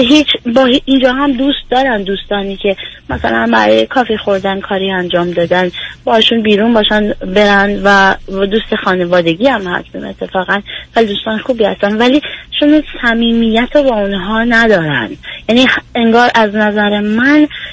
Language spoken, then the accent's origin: Persian; Iran; moved away; سیستمی که ما تو ایران باش بزرگ شدیم